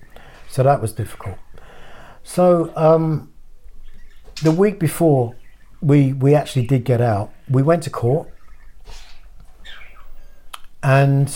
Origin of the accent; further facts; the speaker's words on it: Horsham, South East England, United Kingdom; moved away as an adult; also born or lived in Woking, Surrey / London; a town in the south, near the south coast of England. And I didn't want to stay in my hometown